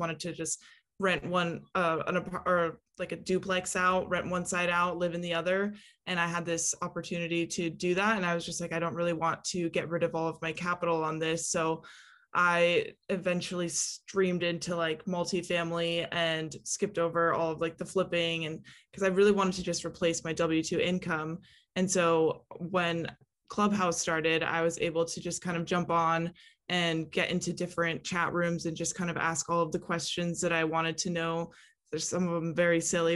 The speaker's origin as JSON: {"language": "English", "region": "California", "country": "United States", "said": "I am originally from California"}